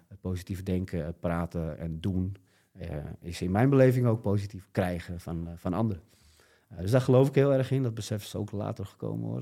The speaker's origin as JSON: {"language": "Dutch", "town": "Alkmaar", "region": "North Holland", "country": "Netherlands", "also_born_or_lived": "Koedijk", "said": "Ik kom uit Alkmaar."}